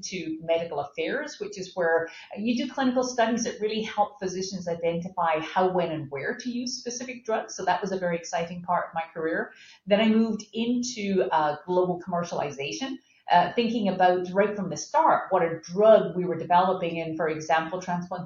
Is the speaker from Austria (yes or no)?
no; Scotland, United Kingdom; moved away as an adult; now in United States; I'm from Scotland